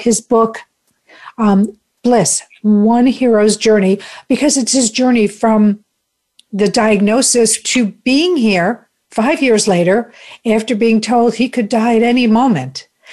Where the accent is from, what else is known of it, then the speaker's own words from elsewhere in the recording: Chicago, Illinois, United States; I'm from Chicago